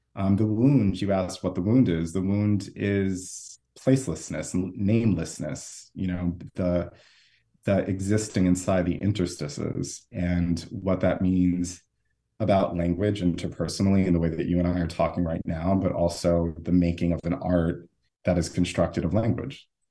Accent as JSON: {"language": "English", "country": "United States", "said": "I'm from the United States"}